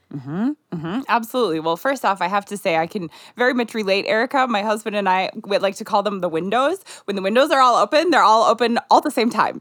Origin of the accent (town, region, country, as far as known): Minnesota, United States; born or raised there; moved away as an adult; also born or lived in Nigeria